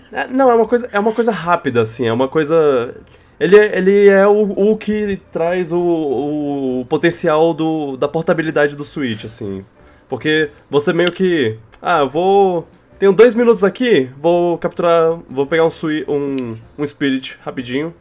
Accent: Brasília, Federal District, Brazil; moved away; na minha terra

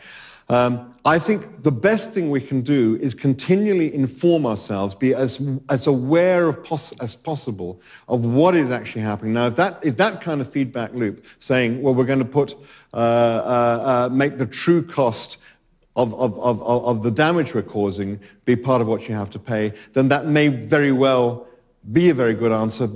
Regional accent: United Kingdom; as a Brit

